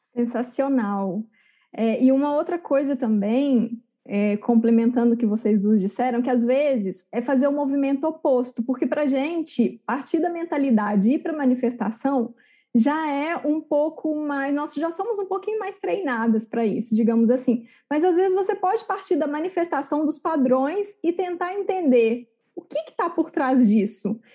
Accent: Barroso, Minas Gerais, Brazil; se você for lá na minha cidade, Barroso, no interior de Minas, de 20 mil habitantes

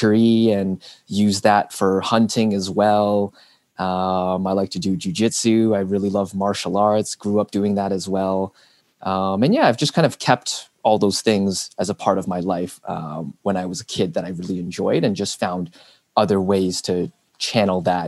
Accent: Burlington, Ontario, Canada; I was born and raised here in Burlington

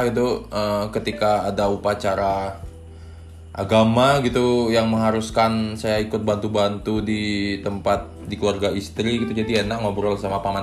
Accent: Jembrana, Bali, Indonesia; kebetulan di daerah uh, kampung saya sendiri di Jembrane uh, eh, banyak juga yang berminat gitu sama stand up gitu kan

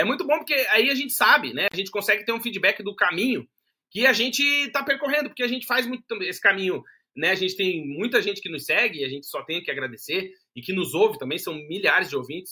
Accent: Brazil; moved away as an adult; now in Portugal; a gente é brasileiro, morou no Brasil

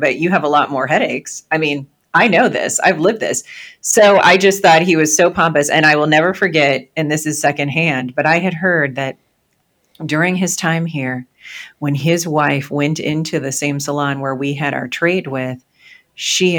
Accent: Peoria, Illinois, United States; when I was growing up in Peoria, Illinois

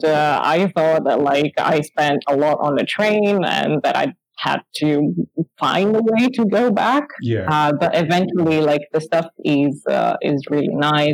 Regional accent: Italy; moved away as an adult; now in London, United Kingdom; I was moving from Italy. I moved into the UK, and then in London

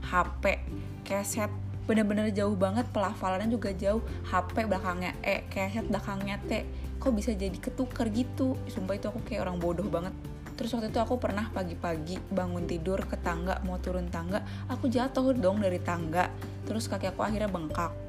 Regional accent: Cirebon, West Java, Indonesia; Aku pulang ke Cirebon. Siapa yang nggak tahu kalau aku orang Cirebon?

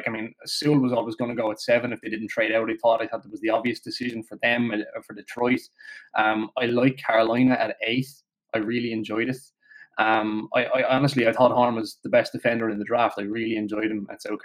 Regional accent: Limerick, Munster, Ireland; I'm from Limerick as well

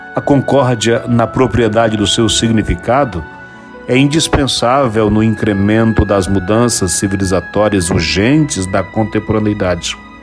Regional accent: Brazil; somos brasileiros, somos irmãos

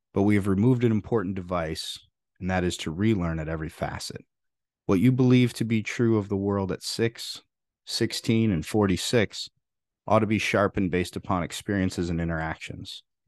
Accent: Freeport, Illinois, United States; There weren't many truly rich people where I grew up in Freeport, Illinois

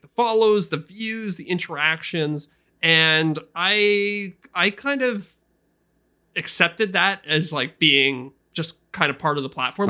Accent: Canada; I'm a Canadian

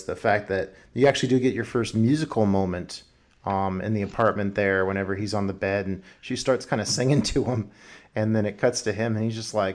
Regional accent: United States; as an American

